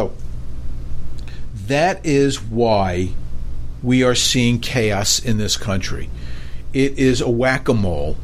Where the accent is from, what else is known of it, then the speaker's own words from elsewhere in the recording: New York City, New York, United States; moved away; growing up in New York, I couldn't wait to get out of New York